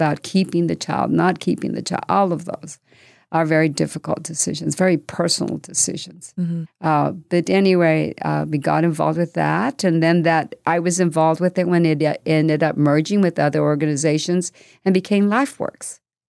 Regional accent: New Mexico, United States; Because I came from New Mexico, and you've got to remember that politics over there and the scene is very different.

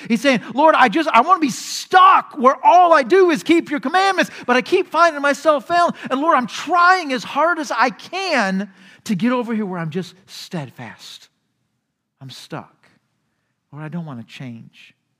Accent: United States; our society, American society

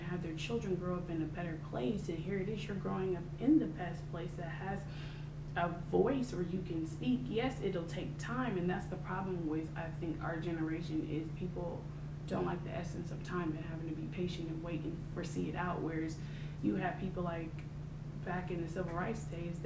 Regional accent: New Jersey, United States; also born or lived in California; now in Atlanta, United States; I'm from Jersey by way of California. I now reside in Atlanta

